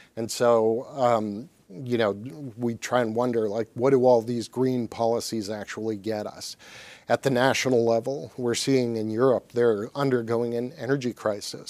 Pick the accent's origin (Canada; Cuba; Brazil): Canada; now in Michigan, United States; when I was growing up in Canada